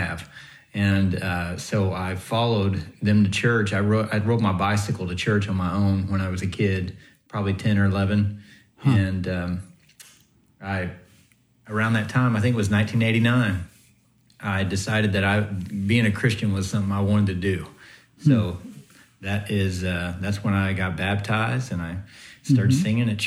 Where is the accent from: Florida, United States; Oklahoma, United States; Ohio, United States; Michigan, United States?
Oklahoma, United States; Southeast; I grew up in Southeast Oklahoma